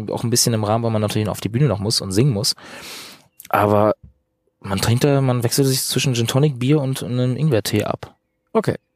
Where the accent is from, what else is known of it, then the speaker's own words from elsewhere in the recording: Northern Germany, Germany; Ich komme irgendwie aus dem Norden und bin sehr für mich so ein in mich kerner Typ.